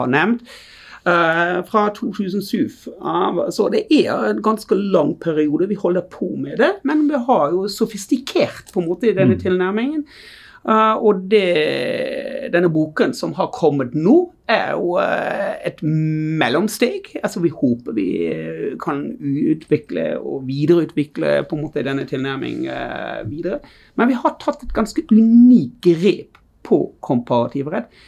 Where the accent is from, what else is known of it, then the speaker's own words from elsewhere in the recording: Germany; Norwegian is a second language; moved away as an adult; now in Bergen, Norway; Ja, jeg er tysk.